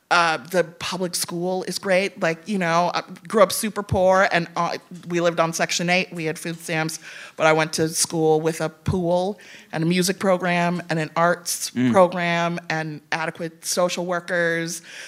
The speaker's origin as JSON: {"language": "English", "town": "Evanston", "region": "Illinois", "country": "United States", "said": "I'm from Evanston."}